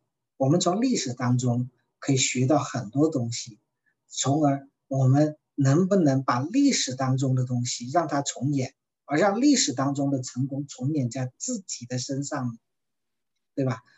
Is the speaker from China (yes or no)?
yes; China; 因为讲起来说，我们中国人啊，往往特别害怕借钱。